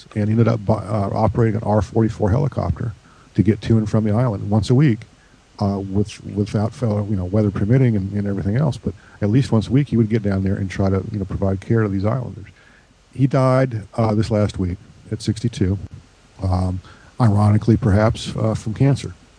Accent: Georgia, United States; my hometown airport in Georgia

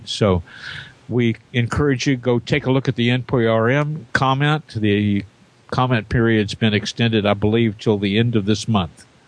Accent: Jeffersonville, Indiana, United States; my hometown, Jeffersonville, Indiana

